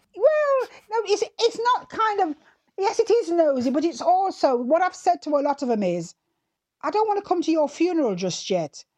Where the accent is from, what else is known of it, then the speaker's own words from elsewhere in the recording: Jamaica; moved away; I remember as a child growing up in Jamaica